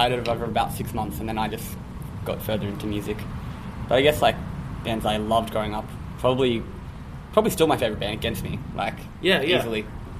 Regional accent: Central Coast, New South Wales, Australia; born or raised there

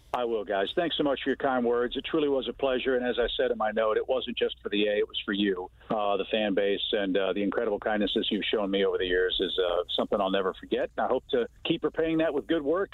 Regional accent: Midwest, United States; moved away as an adult; also born or lived in Georgia; I grew up in the Midwest

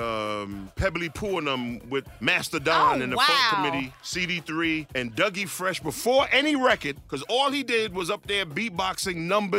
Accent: New York City, New York, United States; We was in Flatbush. All of us was in Flatbush.

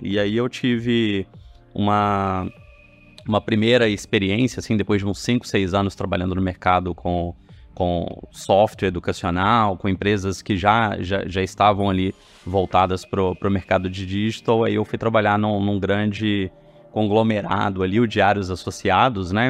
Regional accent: Belo Horizonte, Minas Gerais, Brazil; eu sou mineiro, eu cresci em Belo Horizonte

